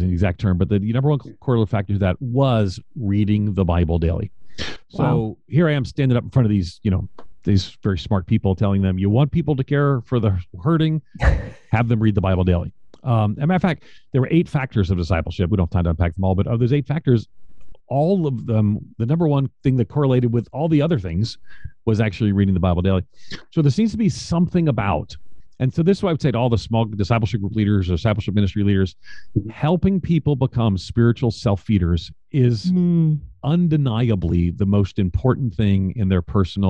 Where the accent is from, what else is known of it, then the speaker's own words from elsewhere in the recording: New York, United States; I'm from New York. I grew up in New York